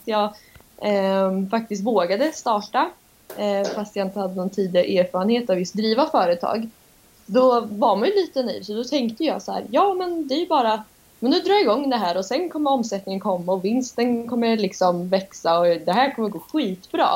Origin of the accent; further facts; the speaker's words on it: Norrköping, Östergötland, Sweden; accent: östgötska; Kommer från Norrköping så jag ber om ursäkt om min östgötska lyser igenom